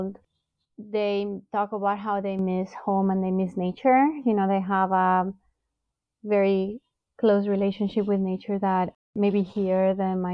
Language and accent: English; Bogotá, Colombia; now in United States; I came originally from Bogota, Colombia